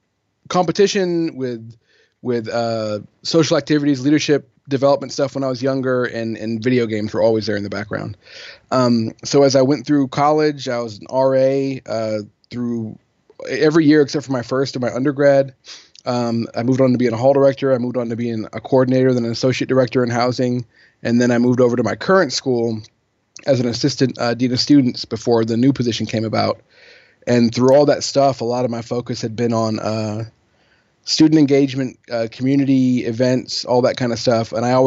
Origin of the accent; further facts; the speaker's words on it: England, United Kingdom; So I grew up, just to give you a really quick bio, I grew up overseas in England. My mom is English. My dad's American. He was in the Air Force when I was born. So from when I was born until I was 18, I lived in England